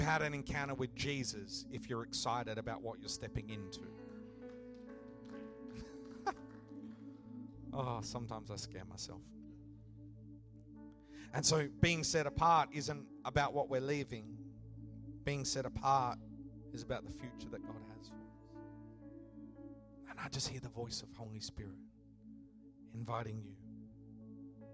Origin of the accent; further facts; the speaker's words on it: Western Australia, Australia; I grew up a bit of a surfy type of kid, growing up in Western Australia